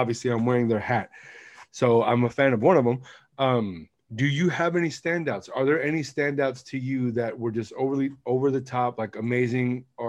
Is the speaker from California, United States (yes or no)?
yes; Oakland, California, United States; I'm from Oakland. Grew up there. Spent the majority of my life there.